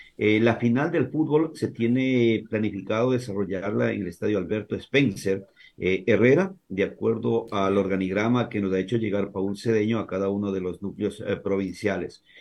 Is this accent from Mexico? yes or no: no; Cochapata, Azuay, Ecuador; also born or lived in Santo Domingo de los Tsáchilas; now in Santo Domingo, Ecuador; Yo soy un azuayo, soy nacido en un pueblito donde la gente nos dice que el sol sale con poncho, eh, un pueblito de, de fronterizo de Azuay con Zamora Chinchipe, allá por eh, la zona del Azuay, se llama Cochapata. Eh, desde allá hace muchísimos años vinimos a Santo Domingo de los Sáchiras con mi familia